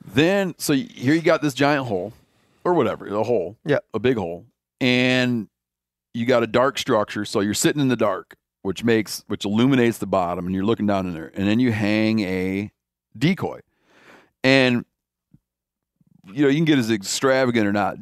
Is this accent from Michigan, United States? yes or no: yes; Michigan, United States; moved away; I grew up in Michigan, at first for most of my life that I lived there